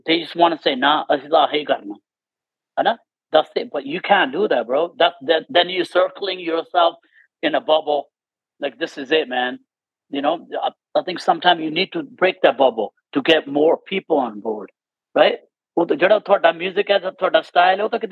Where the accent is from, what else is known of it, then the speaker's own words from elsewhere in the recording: Canada; moved away; growing up in Canada